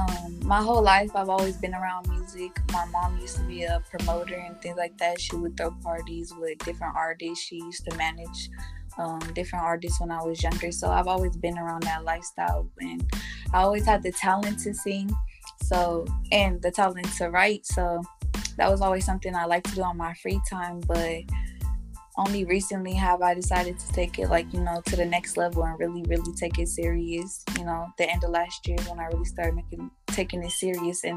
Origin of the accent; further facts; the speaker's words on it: San Jose, California, United States; I'm from San Jose, California